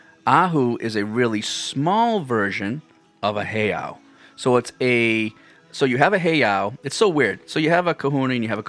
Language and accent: English; Nanakuli, Hawaii, United States; I grew up in Nanakuli. I'm local.